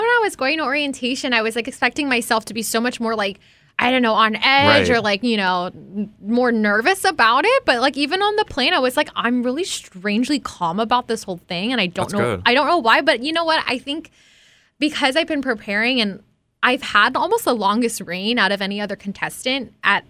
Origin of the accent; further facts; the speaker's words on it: Hawaii, United States; growing up in Hawaii, you're not really taught to boast.